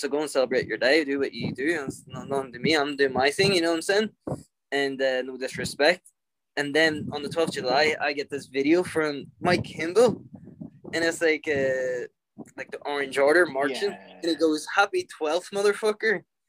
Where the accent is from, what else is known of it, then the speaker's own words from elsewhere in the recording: Ireland; I'm an Irishman through and through.